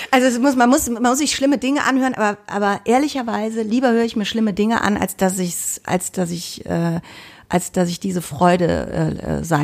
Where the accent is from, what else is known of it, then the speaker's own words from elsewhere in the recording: Cologne, North Rhine-Westphalia, Germany; es gibt, man wird aber auch wirklich beschimpft als Kölner.